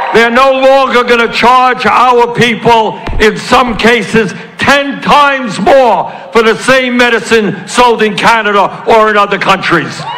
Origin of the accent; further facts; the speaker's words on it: Vermont, United States; I come from Vermont. We're not used to this sun